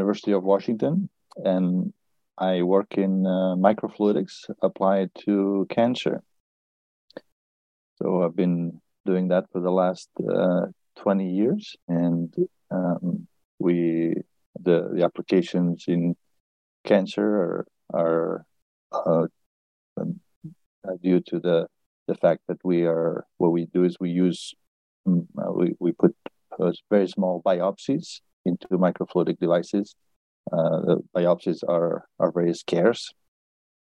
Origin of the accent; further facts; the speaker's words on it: Barcelona, Catalonia, Spain; moved away as an adult; also born or lived in Boston / Berkeley; I was born in Barcelona, and I studied physics